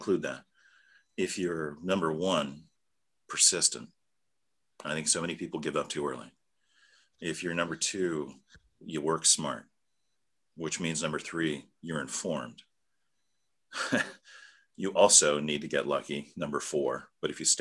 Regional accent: United States; as American citizens

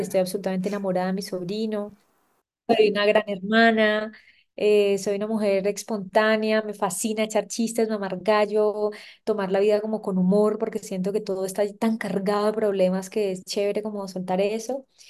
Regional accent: Santa Marta, Magdalena, Colombia; soy una samaria de 31 años, eh, nací y crecí en Santa Marta, tengo padres paisas

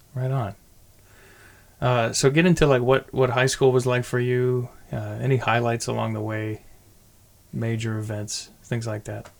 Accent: California, United States; I grew up across the bay, so my knowledge of Fremont only begins at like 2006

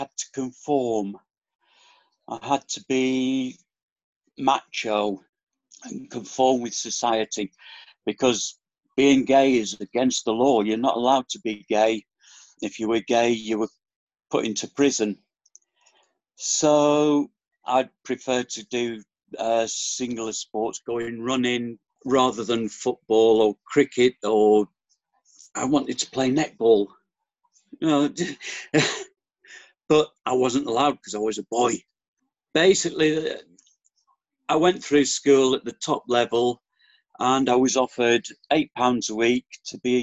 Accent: Fleetwood, North West England, United Kingdom; now in Torquay, United Kingdom; I was born in Fleetwood in Lancashire, near next to Blackpool, so up in the northwest

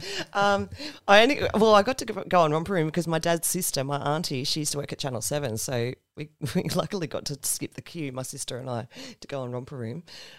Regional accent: Sydney, New South Wales, Australia; now in Central Coast, Australia; Well, I'm mostly now from the Central Coast. I did grow up in Sydney.

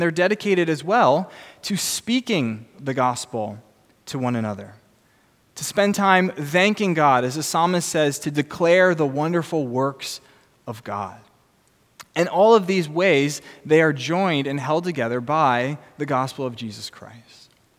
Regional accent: New Jersey, United States; I'm from New Jersey.

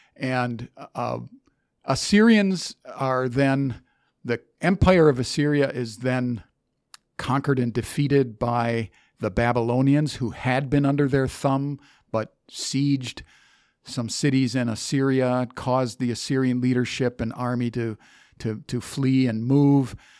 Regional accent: United States; I grew up in America

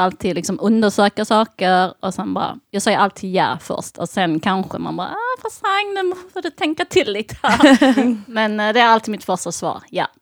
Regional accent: Sweden; jag är uppväxt i Sverige

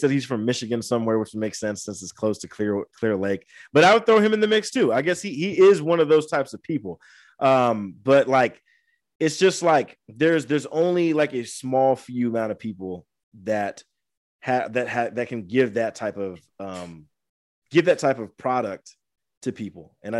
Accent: Angola; that's why I always want to get back to my hometown. Like, I eventually want to try to bring like a networking event to Angola

